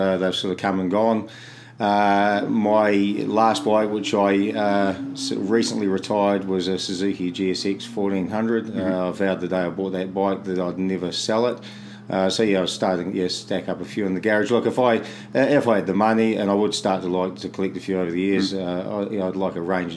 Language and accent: English; Canterbury, New Zealand; also born or lived in Christchurch / Oxford; I've been born and bred in Canterbury. Lived here all of my life between Christchurch City and out Oxford near the foothills.